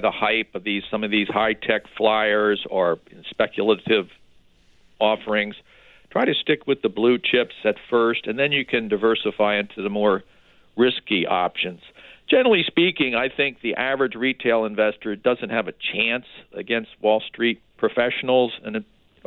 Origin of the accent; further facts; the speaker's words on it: Baltimore, Maryland, United States; I grew up in Baltimore